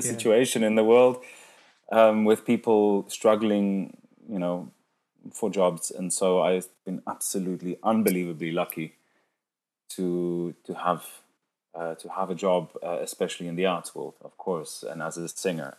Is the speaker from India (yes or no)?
no; Cape Town, Western Cape, South Africa; English is a second language; moved away as an adult; also born or lived in London, United Kingdom; now in Zurich, Switzerland; I moved from my hometown, Cape Town, uh, to London in 2014 to do some postgraduate studies